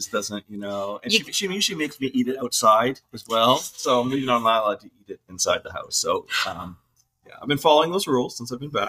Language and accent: English; Bridgewater, Nova Scotia, Canada; moved away as an adult; also born or lived in New Glasgow, Nova Scotia / Truro, Nova Scotia / Salmon River, Nova Scotia; now in Augusta, United States; So I was born in Glasgow, grew up in Truro and Bridgewater. Went to Bridgewater High School